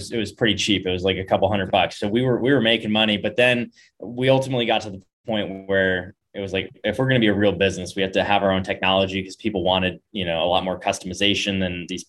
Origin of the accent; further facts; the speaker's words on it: Bay Area, California, United States; moved away; also born or lived in San Diego / Laguna Beach; I grew up in the Bay Area, you know, in the whole like epicenter of tech